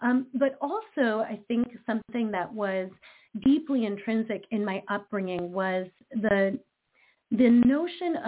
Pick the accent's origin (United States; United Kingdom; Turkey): United States; Detroit, Michigan; accent: American; I am American. I was born and raised in Detroit, Michigan, the Motor City, home of Motown music